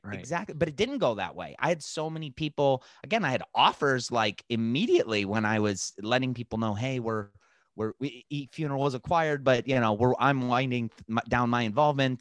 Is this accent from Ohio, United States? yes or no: yes; Lakewood, Ohio, United States; my hometown of Lakewood, Ohio